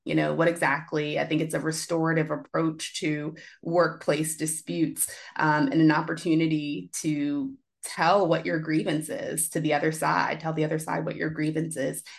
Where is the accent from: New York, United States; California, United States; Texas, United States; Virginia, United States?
Virginia, United States; Richmond; now in Washington, D.C., United States; my hometown, grew up in Richmond, Virginia